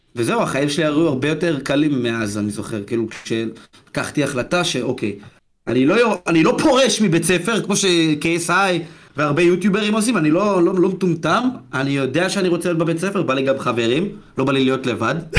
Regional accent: Ashdod, Southern District, Israel; ילד בן, בן 17 מאשדוד, בבית ספר

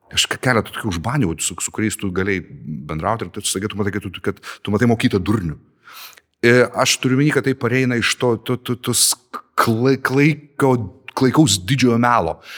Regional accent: Lithuania; O mes lietuviai ar pasipriešinam sistemai?

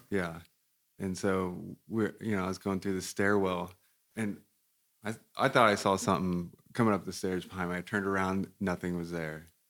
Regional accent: Independence, Missouri, United States; moved away; also born or lived in Kansas; I grew up in Independence

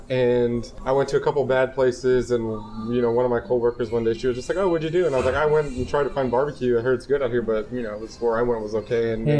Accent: Los Angeles, California, United States; also born or lived in Fresno, United States; In LA. I lived in Northern California for a couple of years when my dad transferred up to Fresno.

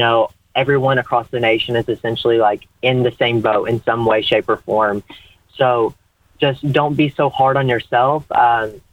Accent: Cloverport, Kentucky, United States; I'm from Breckenridge County. Technically, the city is Cloverport

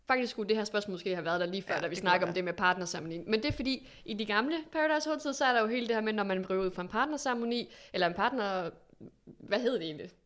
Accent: Aalborg, North Denmark Region, Denmark; sidder jo i Aalborg, og jeg er fra Aalborg

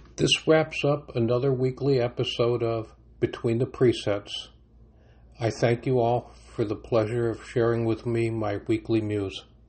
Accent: United States; speaking as an American

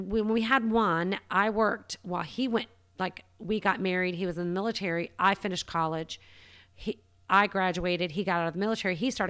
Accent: Savannah, Georgia, United States; also born or lived in Florida / Atlanta; I was born in Florida, kind of moved up the coast, ended up in Savannah at six, lived there until I was about 26 and moved to Atlanta

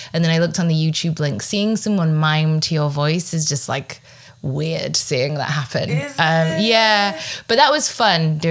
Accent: Huddersfield, Yorkshire and the Humber, United Kingdom; I'm from Huddersfield, West Yorkshire

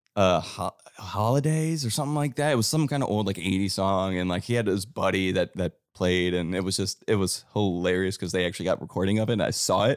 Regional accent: Cleveland, Ohio, United States; now in Nashville, United States; how I was brought up in Cleveland

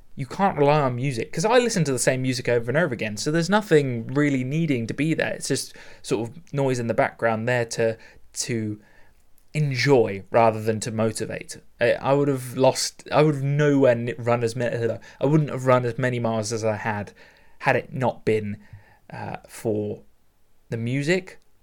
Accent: United Kingdom; very British of me

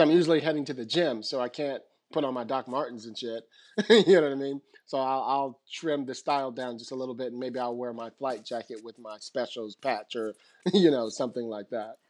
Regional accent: San Francisco, California, United States; moved away as an adult; now in Los Angeles, United States; I grew up pretty much in San Francisco

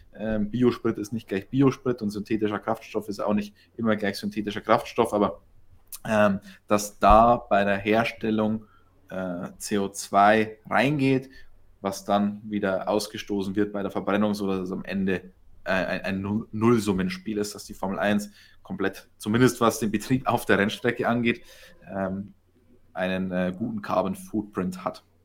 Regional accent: Germany; bei uns in Deutschland

